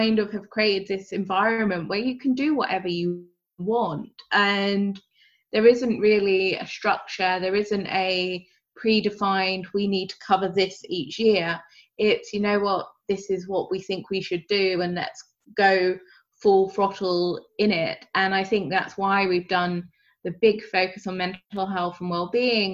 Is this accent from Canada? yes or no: no; United Kingdom; I'm British